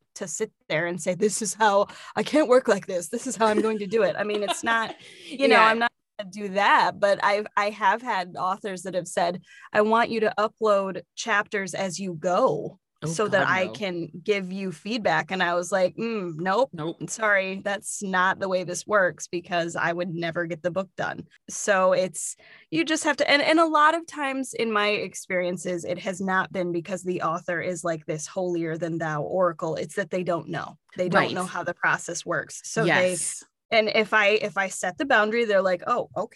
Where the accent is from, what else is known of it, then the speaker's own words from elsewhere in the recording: Midwest, United States; I'm from the Midwest, which is probably evident in some of my accent.